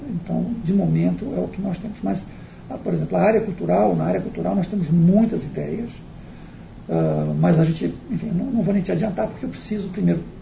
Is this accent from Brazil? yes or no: yes; Brasília, Federal District, Brazil; moved away as an adult; also born or lived in Barcelona, Spain; now in New Zealand; eu cresci em Brasília há muito tempo